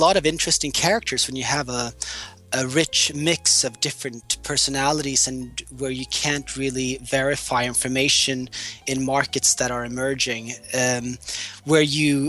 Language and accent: English; Singapore; moved away as an adult; also born or lived in London; now in Dubai, United Arab Emirates; I grew up in Singapore, and my father used to work in telecoms in the military industry.